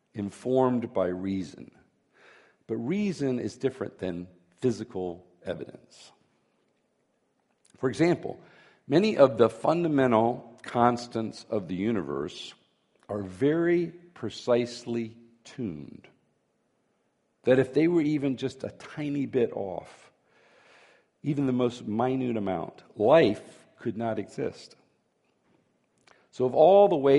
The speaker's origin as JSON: {"language": "English", "region": "Florida", "country": "United States", "tie": "born or raised there", "said": "when I was a boy growing up in Florida"}